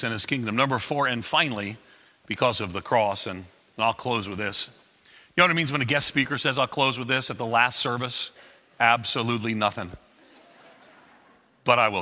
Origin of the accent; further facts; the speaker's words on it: Long Island, outside of New York City, United States; moved away; also born or lived in Florida; I grew up on Long Island outside of New York City, and my family kind of went broke